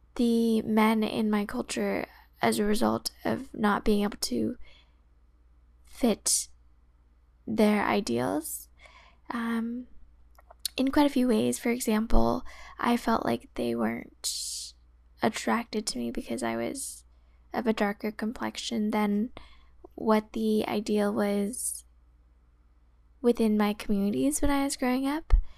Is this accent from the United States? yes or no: yes; the Bay Area, California, United States; growing up in the Bay Area, a predominantly Asian area